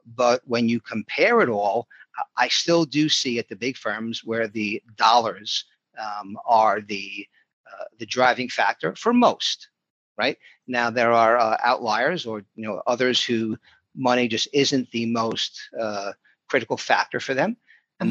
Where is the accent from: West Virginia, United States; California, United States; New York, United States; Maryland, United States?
New York, United States; New York City; moved away as an adult; also born or lived in South Florida; I grew up in Brooklyn, New York